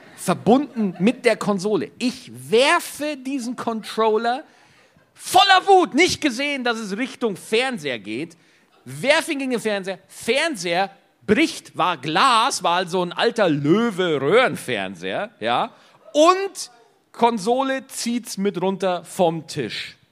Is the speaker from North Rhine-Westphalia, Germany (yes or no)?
no; Bavaria, Germany; bei uns in Bayern